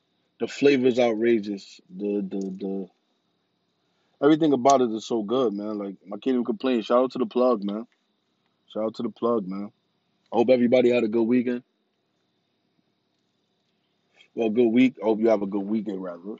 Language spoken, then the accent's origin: English; New York City, New York, United States; I come from New York City